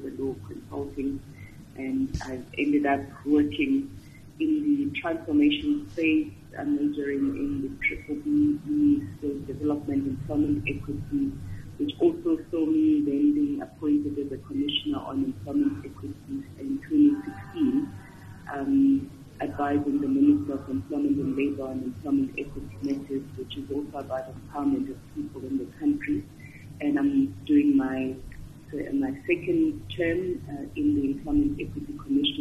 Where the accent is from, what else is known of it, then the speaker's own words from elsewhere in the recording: Grahamstown, Eastern Cape, South Africa; also born or lived in Port Elizabeth; I was born in Grahamstown, as I said, but I left Grahamstown, moved to PE for some time when I was in standards 9 and 10